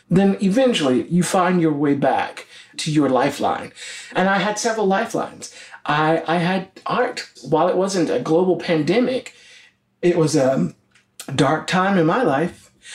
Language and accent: English; the South, United States; being black, gay, and Christian, and growing up in the South